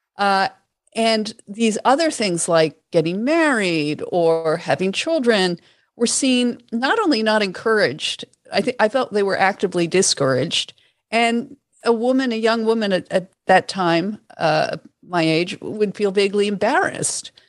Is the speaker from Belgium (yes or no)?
no; Toronto, Ontario, Canada; I grew up in Toronto